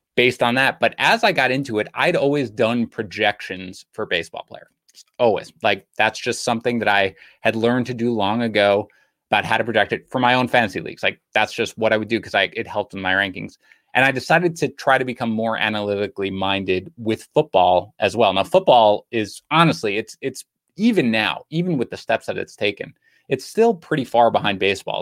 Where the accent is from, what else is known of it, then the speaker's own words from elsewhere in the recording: New York City, New York, United States; I grew up in Queens in New York.